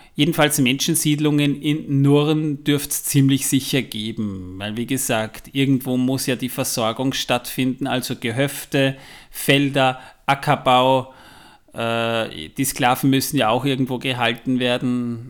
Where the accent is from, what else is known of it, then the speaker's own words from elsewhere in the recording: Vienna, Austria; bei uns in Wien